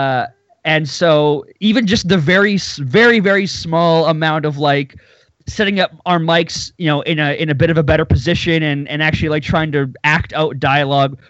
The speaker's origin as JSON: {"language": "English", "area": "near Winnipeg", "region": "Manitoba", "country": "Canada", "tie": "born or raised there", "said": "I'm Canadian. I live now in a city called Winnipeg. I was born near it."}